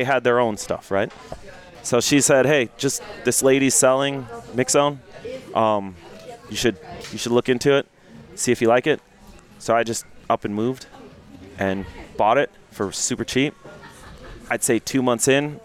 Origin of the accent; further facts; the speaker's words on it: Milwaukee, Wisconsin, United States; now in Las Vegas, United States; I'm from Wisconsin, Milwaukee originally.